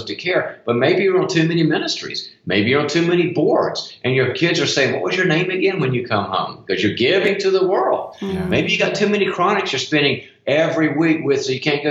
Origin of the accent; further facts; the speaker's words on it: the South, United States; moved away; I'm originally from the South